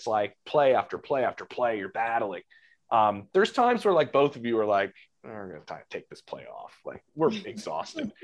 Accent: Philadelphia, Pennsylvania, United States; born and raised in Philly

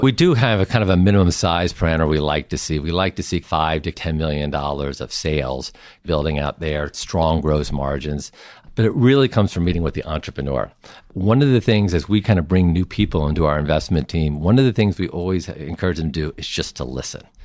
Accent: Summit, New Jersey, United States; also born or lived in St. Louis, Missouri; I grew up in Saint Louis and Summit, New Jersey

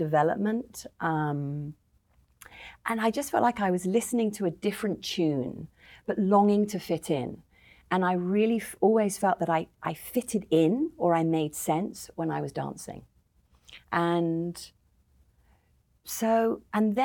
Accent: London, United Kingdom; I grew up in the North London Jewish suburbs

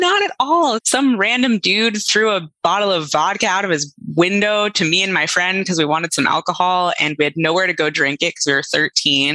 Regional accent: New York City, New York, United States; I grew up in New York City in like a very privileged bubble.

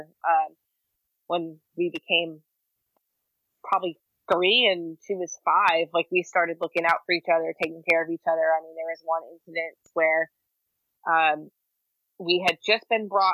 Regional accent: Maine, United States; in the state of Maine, my home state

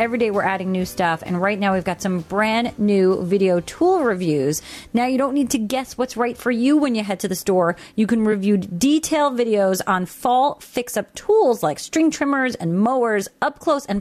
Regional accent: Long Island, New York, United States; being a New Yorker myself on Long Island

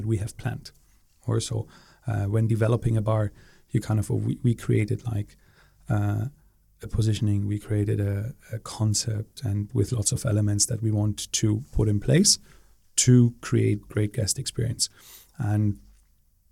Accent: Berlin, Germany; moved away as an adult; also born or lived in Singapore; born and raised in Berlin

